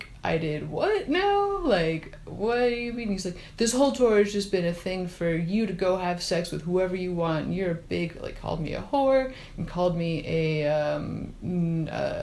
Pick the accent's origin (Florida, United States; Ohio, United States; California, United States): Ohio, United States; Cleveland; moved away; I'm in my hometown